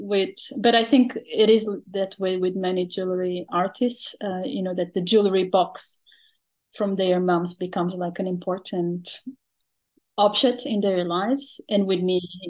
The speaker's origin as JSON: {"language": "English", "country": "Portugal", "moved": "yes", "lives_now": "Netherlands", "said": "I am originally from Portugal"}